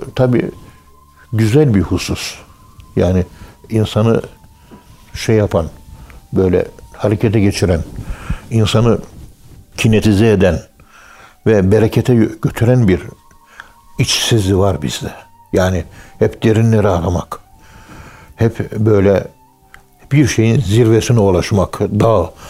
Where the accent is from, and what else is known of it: Turkey